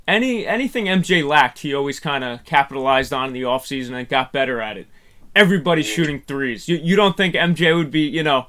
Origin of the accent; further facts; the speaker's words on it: New York City, New York, United States; And Ray, I'm a New Yorker.